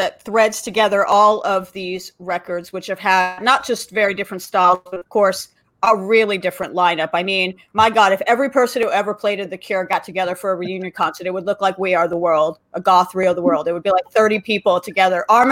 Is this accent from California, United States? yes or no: yes; Los Angeles, California, United States; I say I grew up in LA, but I grew up in the Valley.